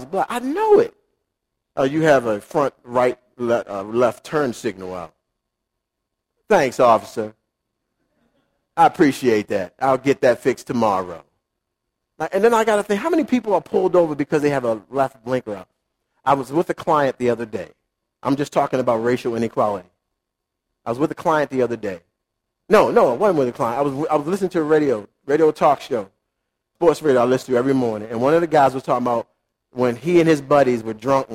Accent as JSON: {"language": "English", "town": "Baltimore", "region": "Maryland", "country": "United States", "tie": "born or raised there", "said": "I grew up in Baltimore City"}